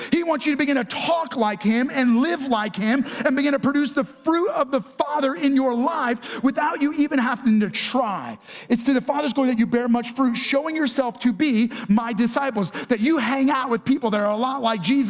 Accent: New York, United States; accent: New York; For Laura and I, we're both originally from New York. And if you get us around New Yorkers, our accent comes back.

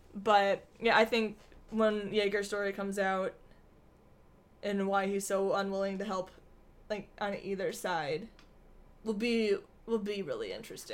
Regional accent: Michigan, United States; moved away; we're from Michigan

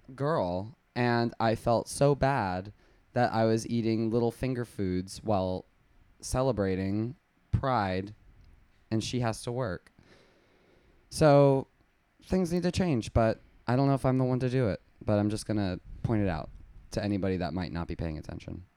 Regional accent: West Palm Beach, Florida, United States; now in New York City, United States; originally I'm from West Palm Beach, Florida

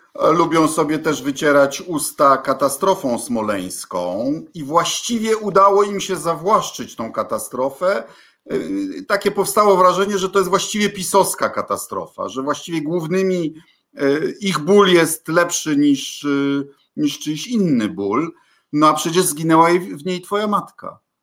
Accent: Kuyavian-Pomeranian Voivodeship, Poland; u nas w Kujawsko-Pomorskim

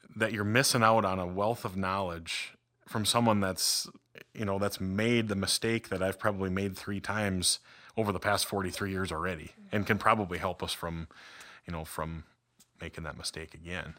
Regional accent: Red River Valley, United States; moved away; I grew up in the Red River Valley

